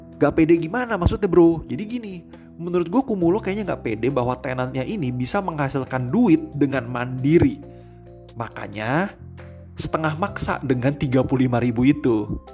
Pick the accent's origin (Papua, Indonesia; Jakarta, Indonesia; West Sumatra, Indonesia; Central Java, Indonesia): Jakarta, Indonesia; gua orang Jakarta, lebih dekat ke Peluit daripada ke B S D.